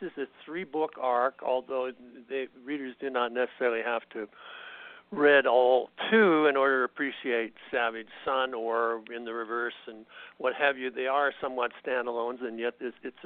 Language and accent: English; Canada; moved away as an adult; now in United States; I was raised in Canada, and by the time I came to the United States, I was pretty much past military age